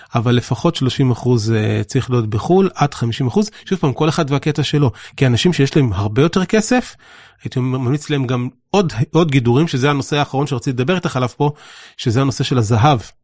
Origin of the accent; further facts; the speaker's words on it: Israel; החוויה המרכזית שלנו כישראלים היא שאנחנו חיים פה ומתפרנסים פה והכל פה